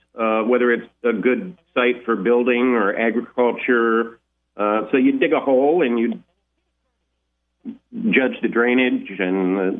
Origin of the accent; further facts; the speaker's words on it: Valparaiso, Indiana, United States; outside of Valparaiso, out in the country.